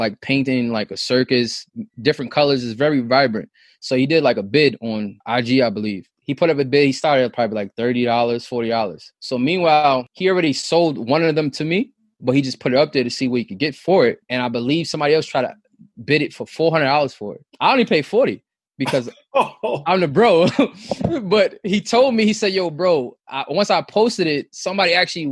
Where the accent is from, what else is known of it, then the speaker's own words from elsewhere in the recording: New York City, New York, United States; we grew up in Southside Rockaway